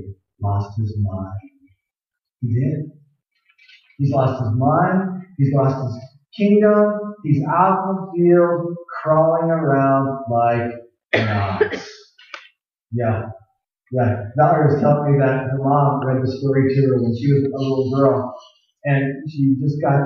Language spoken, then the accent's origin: English; Tucson, Arizona, United States; I grew up in Tucson, Arizona, the land of cactus and scorpions.